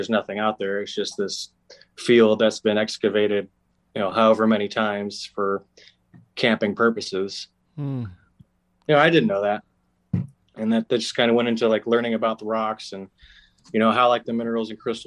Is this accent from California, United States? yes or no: yes; Moreno Valley, California, United States; I grew up in Moreno Valley, not too far from here, actually, and kind of by Riverside